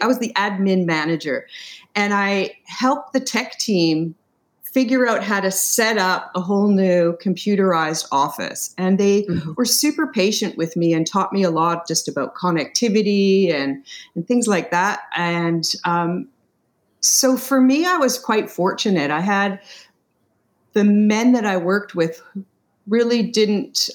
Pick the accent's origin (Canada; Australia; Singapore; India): Canada; I'm from Canada